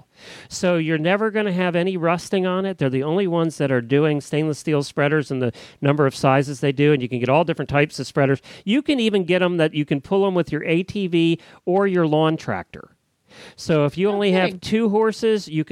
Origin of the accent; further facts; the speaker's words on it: Lancaster County, Pennsylvania, United States; the county I grew up in Lancaster County, Pennsylvania